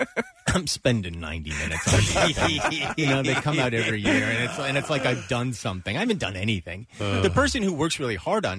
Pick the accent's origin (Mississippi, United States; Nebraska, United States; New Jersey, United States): New Jersey, United States; I grew up in New Jersey